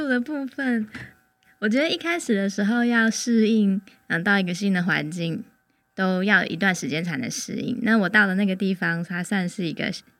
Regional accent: Hsinchu, Taiwan; also born or lived in Tainan; 我来自新竹。然后我之前是在台南的一个农村的小学教了两年，两年之后我又回到新竹教了一年多的书

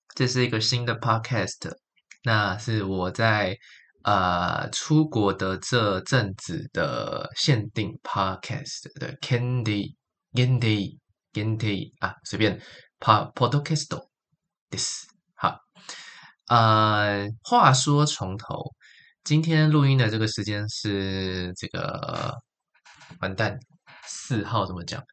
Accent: Taichung, Taiwan; moved away as an adult; also born or lived in Taipei, Taiwan; now in Kyoto, Japan; 台北不是我的家嘛，我家乡也有霓虹灯，但它是在台中

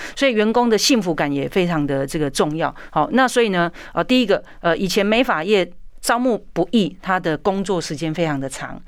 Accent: Taiwan; 我们台湾人

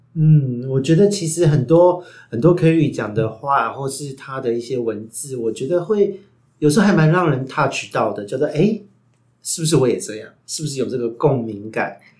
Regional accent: Taiwan; 我们台湾人传统说的

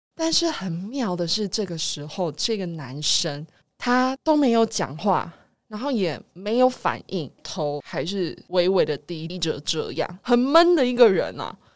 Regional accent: Taiwan; 我们台湾人

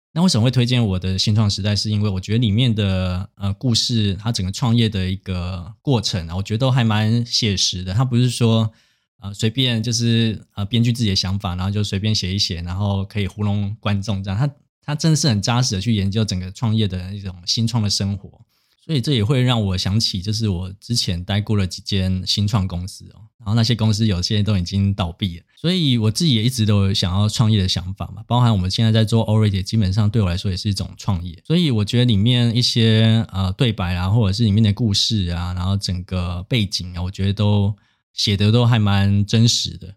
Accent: Taiwan; 因为我自己是乡下长大的小孩嘛，所以就是基本上像普里也没有什么特别的资源，所以我当初在转学考，就是考设计系的时候也是要每天搭车去台中补习嘛

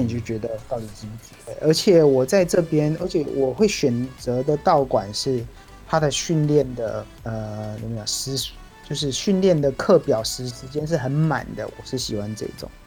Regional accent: Miaoli County, Taiwan; also born or lived in Pennsylvania, United States; 刚好我是苗栗人

